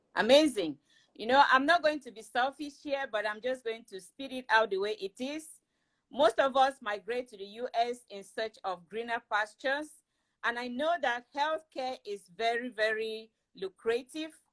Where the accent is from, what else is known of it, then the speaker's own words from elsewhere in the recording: Cameroon; moved away; I am originally from Cameroon in West Africa